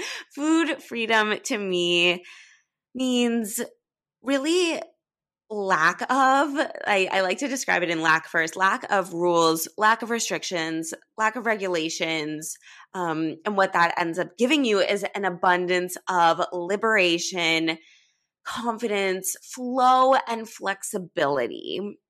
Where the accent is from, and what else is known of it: Los Angeles, California, United States; moved away as an adult; now in New York City, United States